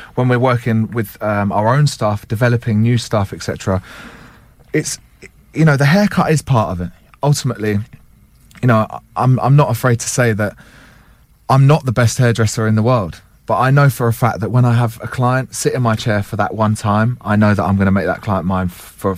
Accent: St Albans, East of England, United Kingdom; I actually grew up in St Albans myself.

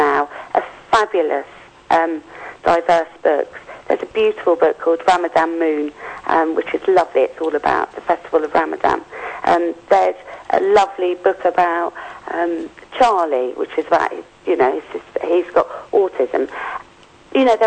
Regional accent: Yorkshire and the Humber, United Kingdom; I'm from Yorkshire

